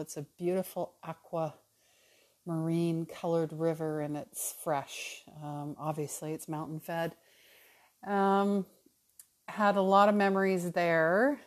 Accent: Calgary, Alberta, Canada; moved away as an adult; also born or lived in New Westminster, British Columbia; I was born in New Westminster, uh, just outside of Vancouver, but, uh, I moved to Calgary, Alberta when I was four. So truly, you know, Calgary, I grew up in Calgary

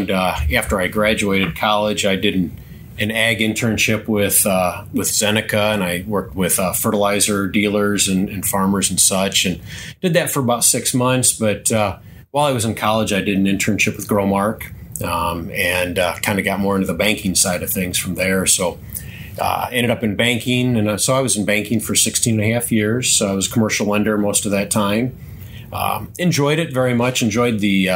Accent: Lanark, Illinois, United States; Grew up in the northwestern corner of the state of Illinois, a little town called Lanark, a small rural community

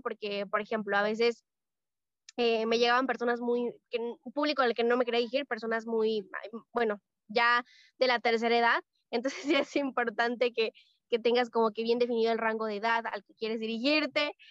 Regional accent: Mexico; soy de México, tengo 16 años

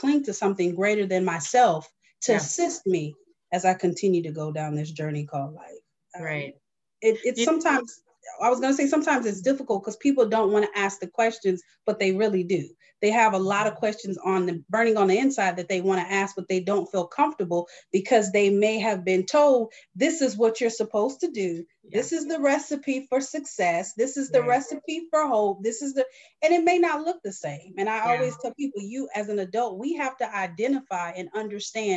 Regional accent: North Carolina, United States; moved away; also born or lived in Delaware / Maryland; I am originally from North Carolina, so I'm very much Southern

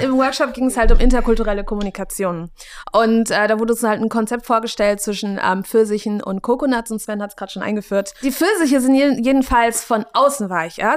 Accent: Germany; ich bin in Deutschland aufgewachsen

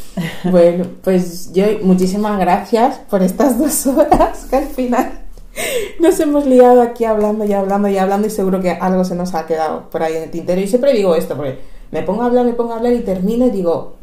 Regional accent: Equatorial Guinea; now in Spain; soy de Guinea Ecuatorial

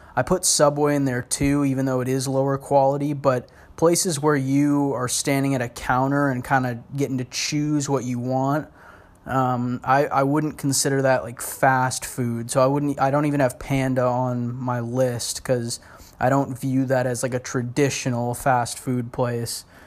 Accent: Portland, United States; now in Los Angeles, United States; growing up in Portland

